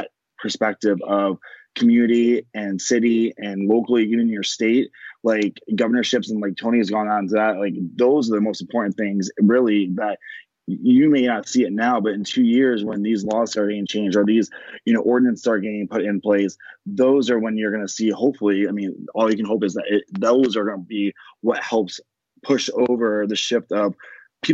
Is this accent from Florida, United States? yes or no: yes; Pasco County, Florida, United States; also born or lived in Tampa, Florida / Memphis, Tennessee; I lived in Florida my whole life. I grew up in Pasco County, which is very predominantly white